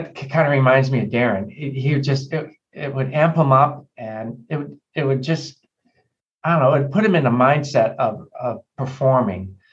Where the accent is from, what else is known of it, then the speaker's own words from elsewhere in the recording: Chicago, Illinois, United States; growing up in Chicago